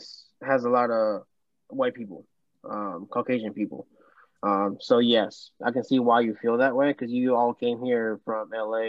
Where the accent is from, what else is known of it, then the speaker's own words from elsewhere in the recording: Mexico; now in United States; I am Mexican